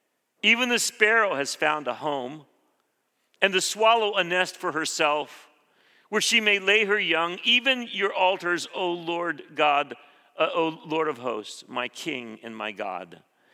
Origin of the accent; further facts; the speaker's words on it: Philippines; I grew up in the Philippines. When I was 6 years old, we moved to that tropical place, hot, humid